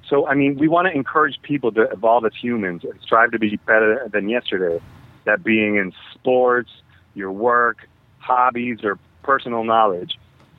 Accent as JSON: {"language": "English", "country": "Dominican Republic", "said": "I'm from the Dominican Republic. That's where I'm at right now."}